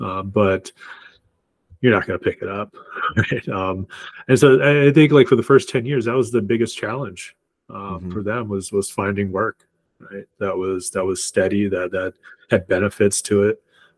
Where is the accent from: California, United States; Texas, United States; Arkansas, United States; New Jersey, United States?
Arkansas, United States; born there; And then I was born in Arkansas.